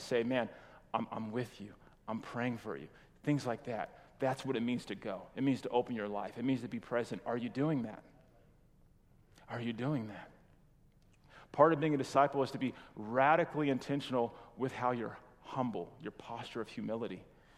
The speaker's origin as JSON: {"language": "English", "region": "California", "country": "United States", "moved": "yes", "said": "we're from California"}